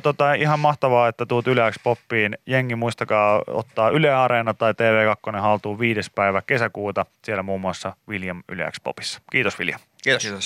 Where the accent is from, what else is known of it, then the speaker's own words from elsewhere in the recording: Pori, Satakunta, Finland; mä oon Porista